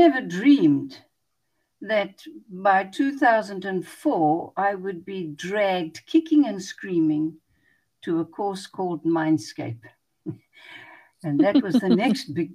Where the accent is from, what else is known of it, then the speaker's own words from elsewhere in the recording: Pretoria, Gauteng, South Africa; moved away as an adult; also born or lived in Johannesburg; now in Cape Town, South Africa; I was born in Pretoria, which is in the northern part of the country, but I've spent the greater part of my adult life in this part of the world.